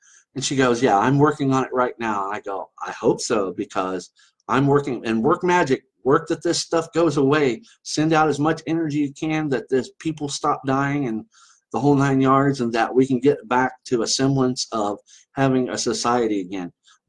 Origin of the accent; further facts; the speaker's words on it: Ireland; I get the same way. I'm Irish. I get very pissy